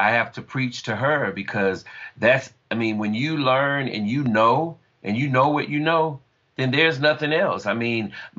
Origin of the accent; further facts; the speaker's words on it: Jupiter, Florida, United States; moved away; speaking from Florida, Jupiter, Florida, and the way that we're from the South.